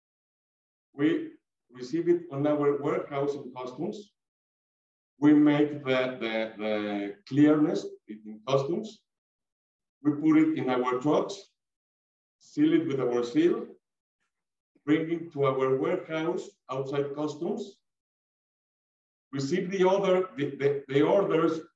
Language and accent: English; Mexico; we are Mexican people, Latin American people